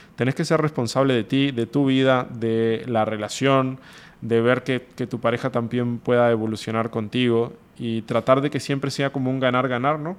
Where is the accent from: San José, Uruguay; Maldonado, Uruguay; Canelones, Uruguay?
San José, Uruguay; San José de Mayo; moved away as an adult; also born or lived in Montevideo, Uruguay; now in Monterrey, Mexico; yo soy, por ejemplo, de San José, una ciudad de 50 mil habitantes